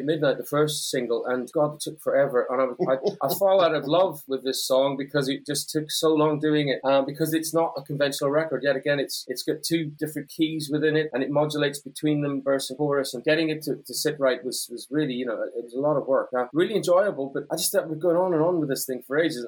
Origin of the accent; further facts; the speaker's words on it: Northern Ireland, United Kingdom; I grew up in Northern Ireland.